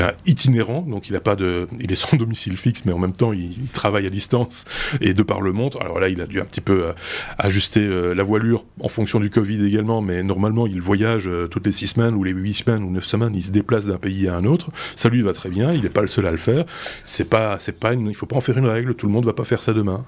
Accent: Belgium; par chez nous, en Belgique

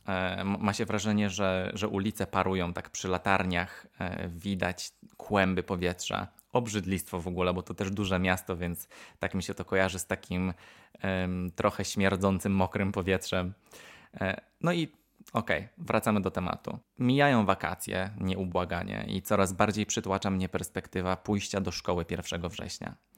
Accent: Poland; born or raised there; moved away; also born or lived in United States

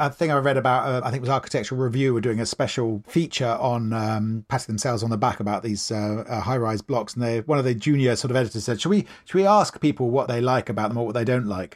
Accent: Maidenhead, South East England, United Kingdom; I grew up in Maidenhead in Berkshire.

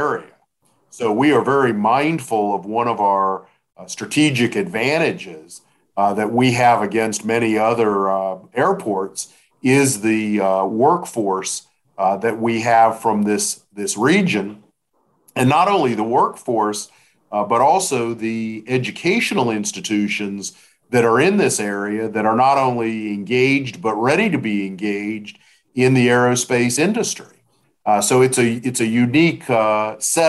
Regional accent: Greensboro, North Carolina, United States; My parents moved here when I was in the fourth grade, so I have claimed it as my my hometown

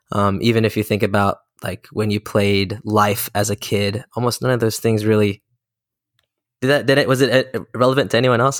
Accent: Maryland, United States; I'm a twenty-five-year-old Korean American entrepreneur, born and raised in Maryland to two South Korean immigrants.

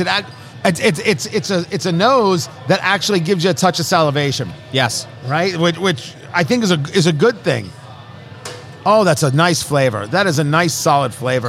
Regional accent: New Jersey, United States; I knew it as Great Adventure growing up in New Jersey

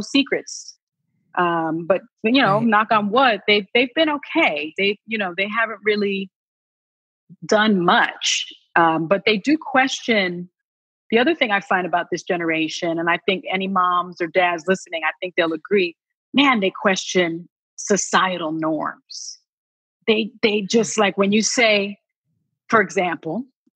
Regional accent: New York City, New York, United States; I grew up in the South Bronx.

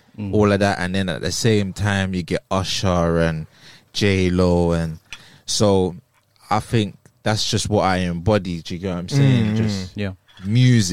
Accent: London, United Kingdom; I'm a rapper from Islington, North London

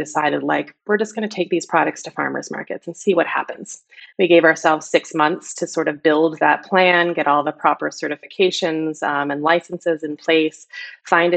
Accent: outside of Syracuse, New York, United States; moved away; also born or lived in Philadelphia; upstate New York, where I grew up outside of Syracuse, New York, really small town, dirt road.

